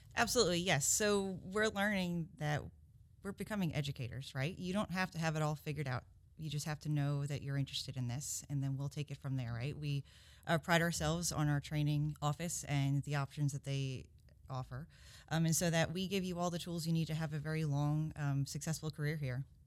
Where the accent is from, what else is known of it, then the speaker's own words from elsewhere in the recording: Covington, Georgia, United States; also born or lived in Brooklyn, New York; I grew up in Covington